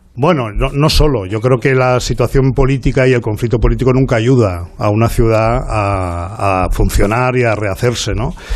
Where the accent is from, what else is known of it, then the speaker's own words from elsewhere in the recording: Barcelona, Catalonia, Spain; los catalanes y los barceloneses tenemos muchos lados de amistad